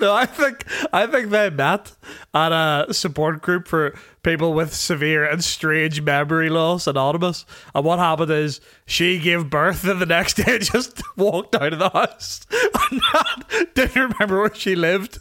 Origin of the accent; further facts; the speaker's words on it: Tandragee, Northern Ireland, United Kingdom; my hometown of Tandragee in Northern Ireland